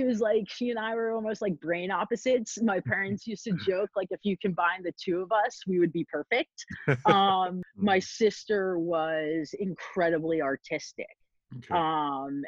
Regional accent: Hanover, New Hampshire, United States; I grew up next to Dartmouth College. So I had this idea of high academics. And growing up in New England

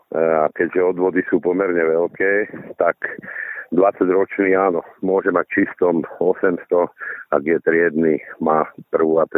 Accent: Levice, Nitra Region, Slovakia; u nás v Leviciach

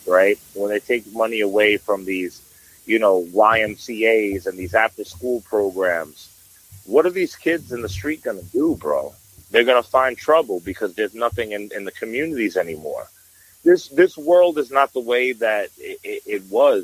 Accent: New York City, New York, United States; I was born in the Bronx, but I've lived in the Bronx now for 23 years.

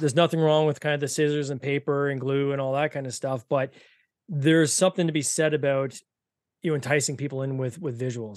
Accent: Canada; Two Canucks

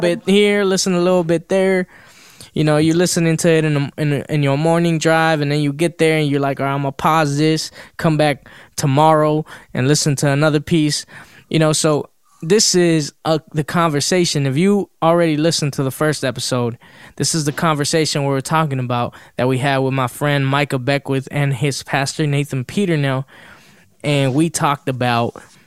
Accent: Los Angeles, California, United States; we grew up in South Central

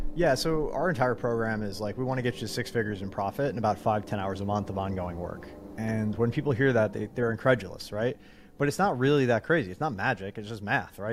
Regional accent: New York, United States; also born or lived in California / Long Island; now in Phoenix, United States; growing up in New York and then living in California

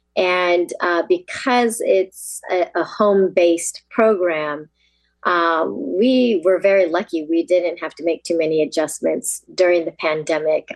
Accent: United States; I'm actually fourth generation Yonsei, as they call it, uh, Japanese American

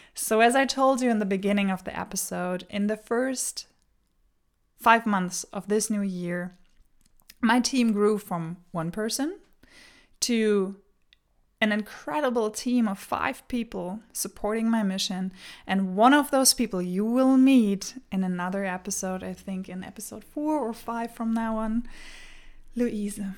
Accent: Germany; English is a second language; moved away as an adult; now in Denmark; I was born and raised in Germany, so pardon my accent.

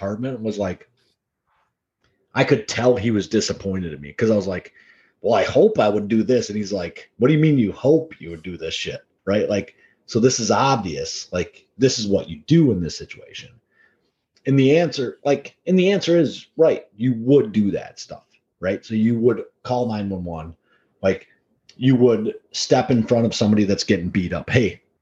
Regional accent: Wisconsin, United States; guys from Wisconsin

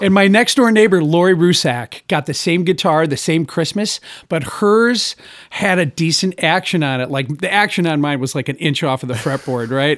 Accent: Gladwin, Michigan, United States; I grew up in Gladwin, Michigan, which is like forty-five minutes from Mount Pleasant.

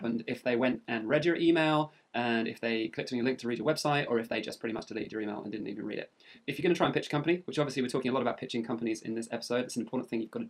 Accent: United Kingdom; I am technically British.

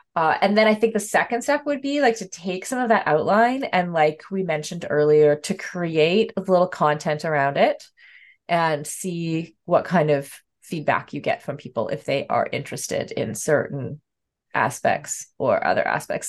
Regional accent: Canada; as a Canadian

